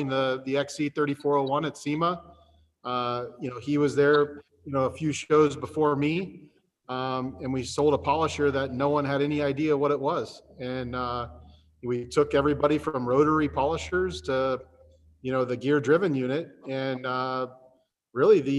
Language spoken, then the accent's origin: English; Dublin, Ohio, United States; I grew up in Columbus, Ohio. I grew up in a town Dublin, Ohio